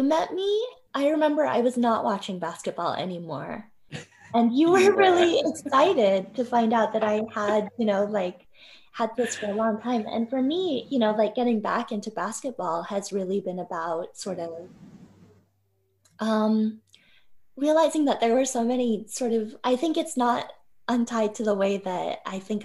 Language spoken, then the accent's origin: English; Ogden, Utah, United States; I grew up in Ogden, Utah